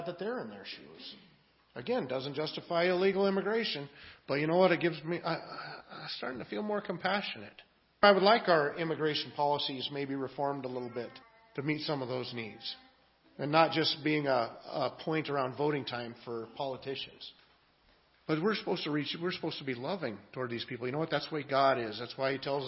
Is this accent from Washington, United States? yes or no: yes; Eastern Washington State, United States; I grew up in Eastern Washington State, a small town, a farming community